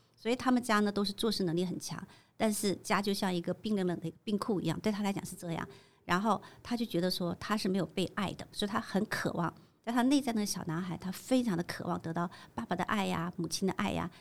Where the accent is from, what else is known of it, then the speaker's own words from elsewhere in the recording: China; moved away as an adult; now in Taiwan; 其实我是从大陆嫁过来的 我是在刚开放的时候，台湾刚开放的时候我就嫁过来，我那时候才二十出